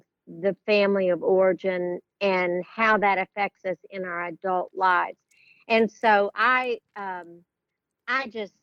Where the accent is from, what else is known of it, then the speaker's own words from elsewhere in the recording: Brownfield, Texas, United States; I grew up in Brownfield, Texas, and it's a little town outside of Lubbock